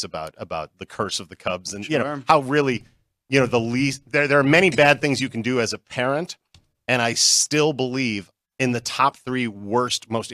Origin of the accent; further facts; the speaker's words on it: Chicago, Illinois, United States; now in Las Vegas, United States; I'm originally from Chicago, and I came out here on vacation